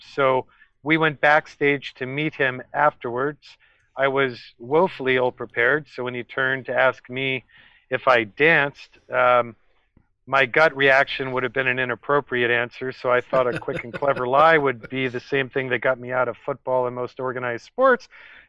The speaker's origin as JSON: {"language": "English", "town": "New York City", "region": "New York", "country": "United States", "tie": "born or raised there", "also_born_or_lived": "Elkridge, Maryland", "said": "I was born in the countryside in Maryland in a small town called Elkridge. I escaped when I was 7 to New York City."}